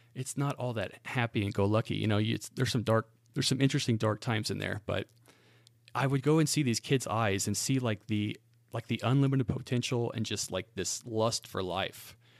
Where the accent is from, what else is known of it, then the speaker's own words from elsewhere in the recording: Great Bend, Kansas, United States; now in Spring Hill, United States; I am from central Kansas. In fact, uh, this town I lived in was in the exact center geographically of the state of Kansas. It's called Great Bend, Kansas.